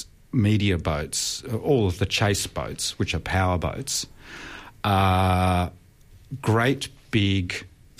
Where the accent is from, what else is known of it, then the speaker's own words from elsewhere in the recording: Melbourne, Victoria, Australia; I grew up in Melbourne